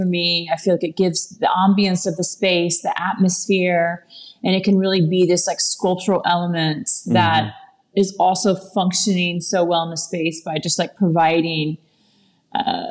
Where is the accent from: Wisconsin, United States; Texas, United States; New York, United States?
Texas, United States; moved away; I'm from Texas and I have a ranch in Texas